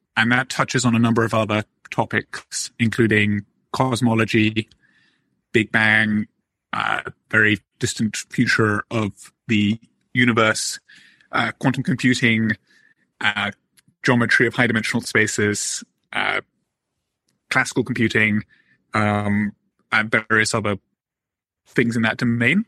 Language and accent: English; Oxford, South East England, United Kingdom; moved away as an adult; now in United States; I just was always a somewhat bookish boy growing up in Oxford.